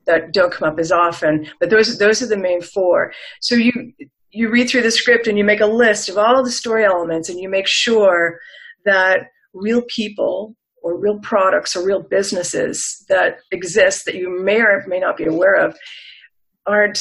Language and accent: English; New England, United States; moved away as an adult; also born or lived in Los Angeles; I was from New England originally